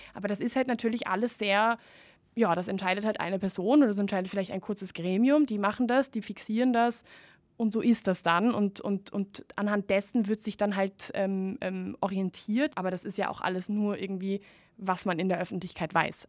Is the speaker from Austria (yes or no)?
no; Spain; moved away; ich bin ja ursprünglich Spanierin